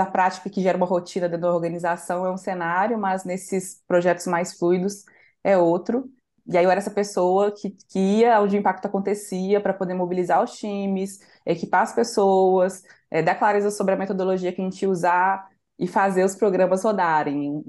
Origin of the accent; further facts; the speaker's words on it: Santa Luzia, Minas Gerais, Brazil; por eu, eu, ter nascido e crescido em Santa Luzia, que é uma região metropolitana